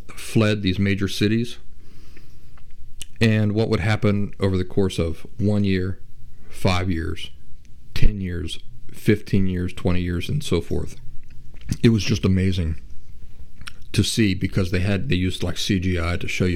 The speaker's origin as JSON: {"language": "English", "region": "Appalachia", "country": "United States", "tie": "born or raised there", "said": "growing up in Appalachia"}